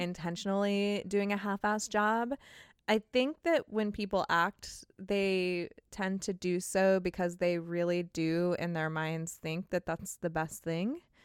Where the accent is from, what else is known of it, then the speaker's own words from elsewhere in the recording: California, United States; I'm from California